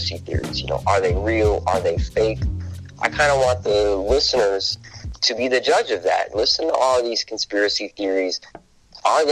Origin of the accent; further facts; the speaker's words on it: Rochester, New York, United States; also born or lived in Los Angeles / New Mexico; I was born and raised in Rochester, New York